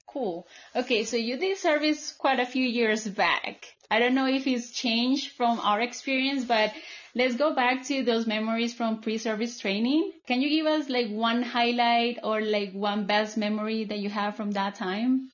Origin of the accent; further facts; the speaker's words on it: Colombia; moved away; I was coming back home. I, my social group was very, very small here in my home country